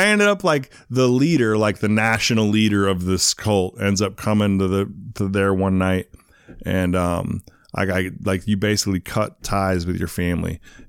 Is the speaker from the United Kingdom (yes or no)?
yes; England, United Kingdom; born there; also born or lived in Arizona / St. Louis; Kind of. I was born in England. My dad was in the Air Force. I lived in Arizona, and then I moved to St. Louis for a while.